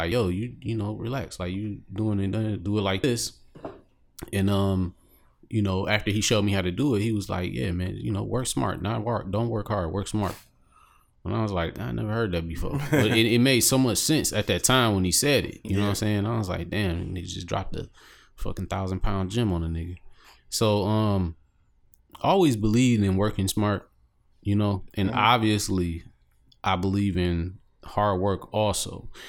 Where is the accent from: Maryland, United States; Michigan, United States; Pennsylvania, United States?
Michigan, United States; Detroit; Excuse me, young man. I'm from Detroit City.